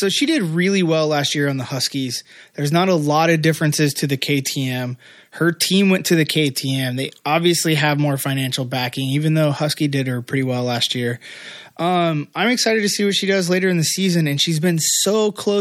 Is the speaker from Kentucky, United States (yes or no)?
no; Indiana, United States; my home state, Indiana